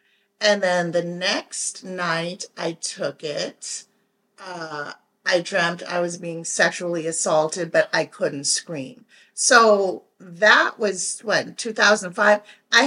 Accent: Jamaica; we're Jamaican, so it's tons of people and it's tons of food

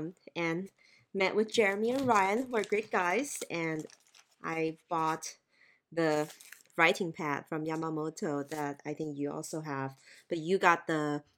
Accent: Thailand; now in United States; You know, I grew up in Thailand, so Hanging Rice and Mango just gives me like mango sticky rice vibes.

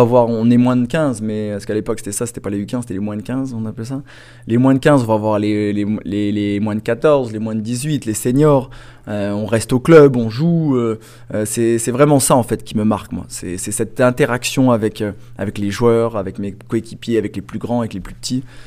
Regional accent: France; moved away; je viens de la France.

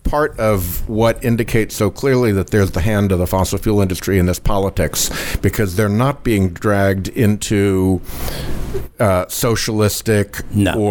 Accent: United States; I'm a romantic about America. I am an American exceptionalist. I think that there is something special about this country

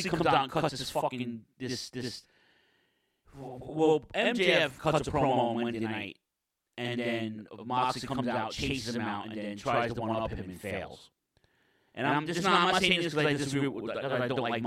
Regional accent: New York City, New York, United States; in Queens, in my hometown

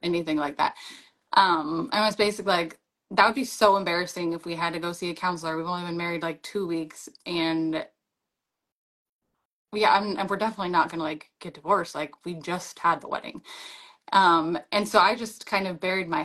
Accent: Arizona, United States; moved away as an adult; also born or lived in Hawaii; I grew up in Arizona

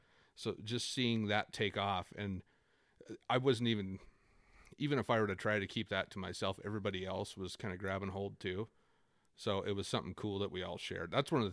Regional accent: Okanagan, British Columbia, Canada; that's what it was like growing up in Okanagan with music, it felt like.

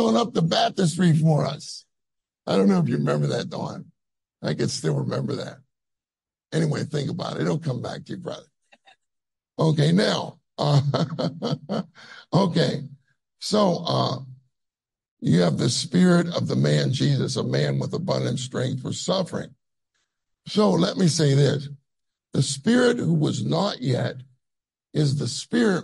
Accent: United States; I'm from America

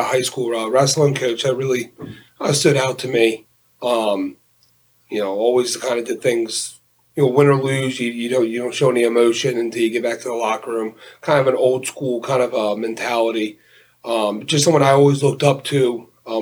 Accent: Collegeville, Pennsylvania, United States; growing up in Collegeville, big Philadelphia, everything fan.

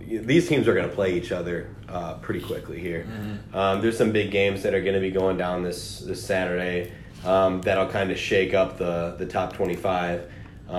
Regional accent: Illinois, United States; I'm from Illinois

